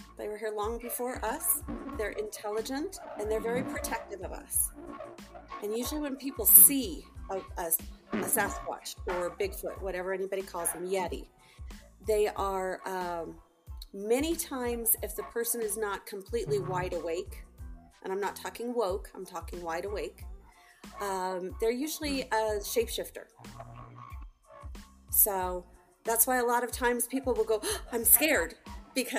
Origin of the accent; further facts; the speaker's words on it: Virginia, United States; also born or lived in Pine Ridge Reservation, South Dakota; now in Colorado, United States; I grew up in Virginia